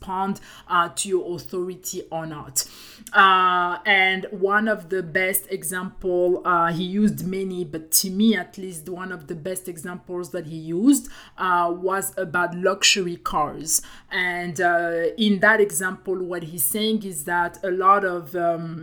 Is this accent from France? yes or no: yes; France; accent: French; English is a second language; I have my French accent